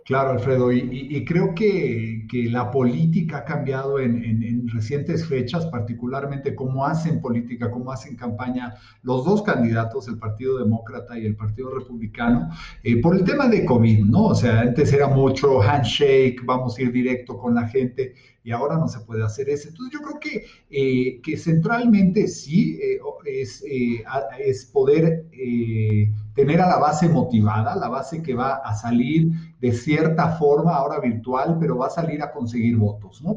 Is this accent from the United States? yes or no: yes; United States; yo como americano